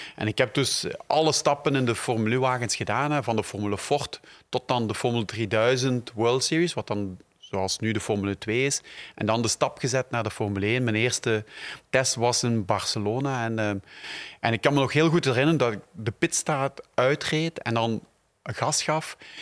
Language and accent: Dutch; Belgium; ik ook uit België kwam